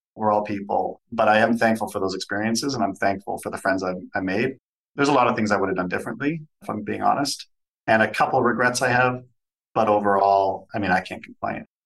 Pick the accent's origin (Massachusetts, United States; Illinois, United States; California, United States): California, United States; Southern; now in Canada; I grew up in Southern California, was Canadian by birth, but grew up there, moved back to Canada